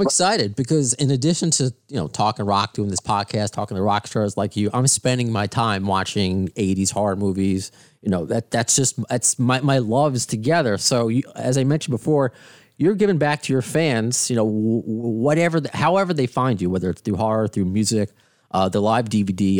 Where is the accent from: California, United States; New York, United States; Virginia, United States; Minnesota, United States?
New York, United States; Baldwin; a Long Island boy, because I grew up in Baldwin